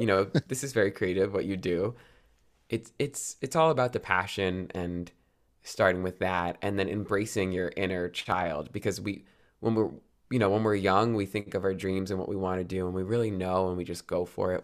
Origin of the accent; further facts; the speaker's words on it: New Jersey, United States; also born or lived in New York City; I grew up in New Jersey